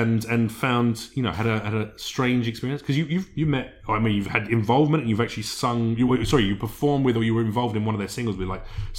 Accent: United Kingdom; I'm British.

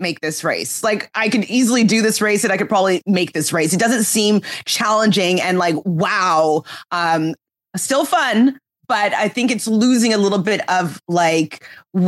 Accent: Canada; I'm from Canada

